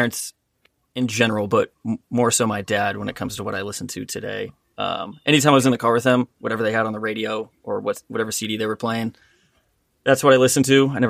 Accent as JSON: {"language": "English", "town": "La Cañada Flintridge", "region": "California", "country": "United States", "tie": "born or raised there", "also_born_or_lived": "Oregon", "said": "I grew up in L.A., specifically a little town next to Pasadena called La Cañada."}